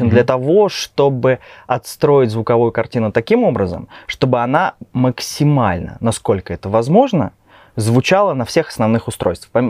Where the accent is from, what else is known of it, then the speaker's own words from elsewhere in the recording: Kaliningrad, Kaliningrad Oblast, Russia; moved away as an adult; now in Minsk, Belarus; Я вообще сам из России